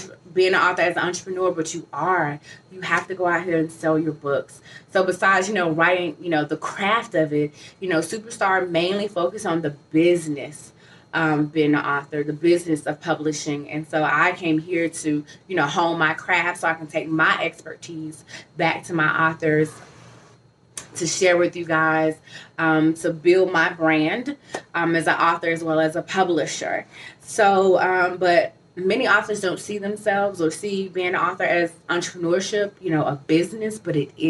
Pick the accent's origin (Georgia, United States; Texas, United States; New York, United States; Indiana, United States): Georgia, United States; Atlanta; I'm from Atlanta